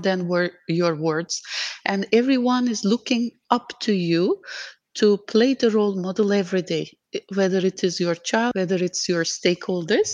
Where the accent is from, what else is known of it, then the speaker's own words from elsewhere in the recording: Turkey; moved away as an adult; now in Dubai, United Arab Emirates; I have been based in Dubai for last 14 years, but I'm originally from Turkey